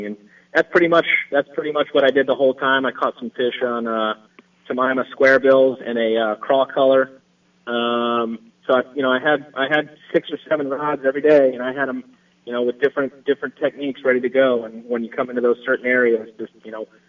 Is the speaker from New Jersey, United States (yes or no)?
no; Florida, United States; moved away; I grew up in Florida